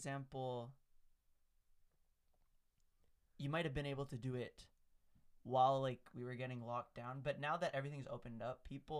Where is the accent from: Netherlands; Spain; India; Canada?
Canada; But we're Canadian, so we don't talk about the U.S.